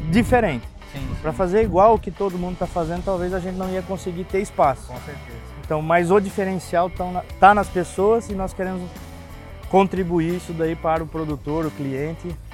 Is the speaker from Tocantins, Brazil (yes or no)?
no; Paraná, Brazil; Eu venho do Paraná, né, de cooperativas que o produtor ele simplesmente ele fala, eu preciso do produto